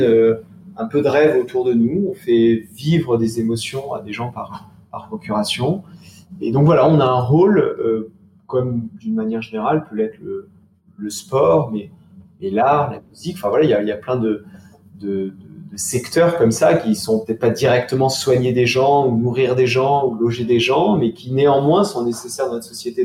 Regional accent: Charentes, Nouvelle-Aquitaine, France; Je suis originaire des Charentes, mais habitant assez loin de la mer

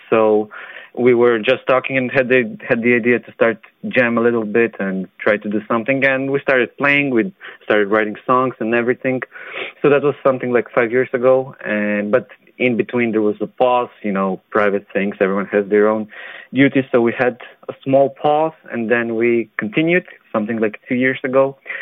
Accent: North Macedonia; I come from Macedonia

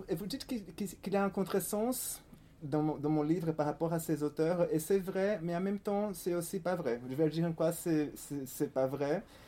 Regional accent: Fortaleza, Ceará, Brazil; French is a second language; moved away as an adult; also born or lived in Paris, France; je suis né à Fortaleza, au Brésil, c'est au nord-est. n'est pas une ville très connue en, France, c'est l'une des grandes villes du nord-est brésilien et j'ai vécu là-bas euh, jusqu'à l'âge de, 20 ans

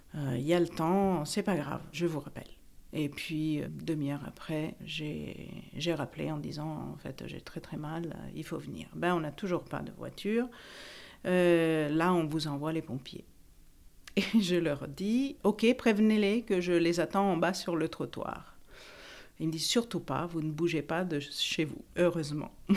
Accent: Italy; also born or lived in Paris; now in France; j'ai 51 ans, je suis italienne

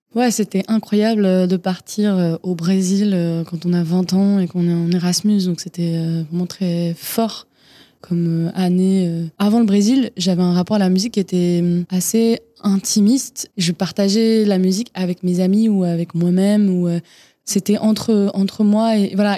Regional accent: Fontenay-aux-Roses, Île-de-France, France; je suis née à Paris, enfin à côté de Paris plutôt, Fontenay-aux-Roses, euh, banlieue parisienne j'ai grandi

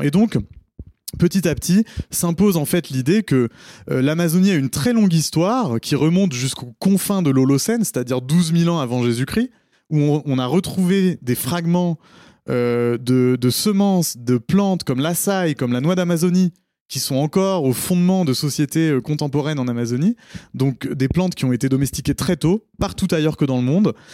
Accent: Paris, Île-de-France, France; je suis né en 1987 à Paris, non loin d'ici

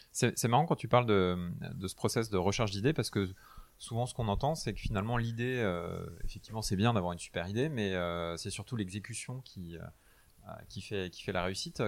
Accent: Brittany, France; je suis breton

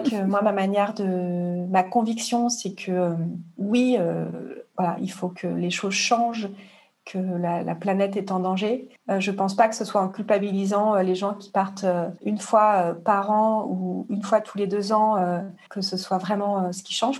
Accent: Marseille, Provence-Alpes-Côte d'Azur, France; je suis de Marseille

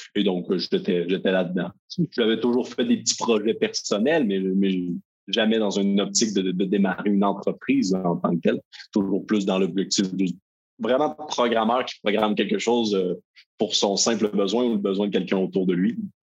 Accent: Quebec, Canada; je viens du Québec et non de la France, comme mon léger accent peut le dénoter

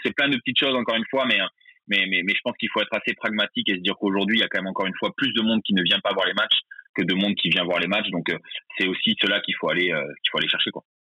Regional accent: Bordeaux, Nouvelle-Aquitaine, France; j'ai 34 ans, euh, je suis bordelais

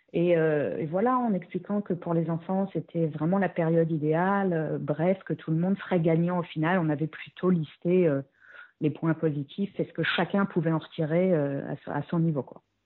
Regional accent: France; moved away as an adult; quand on est français, euh, on a un niveau d'anglais

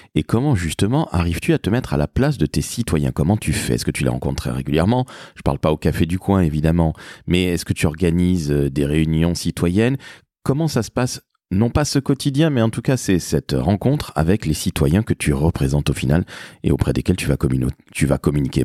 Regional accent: Toulouse, Occitania, France; moved away; also born or lived in Paris; chez moi à Toulouse, dont je suis originaire

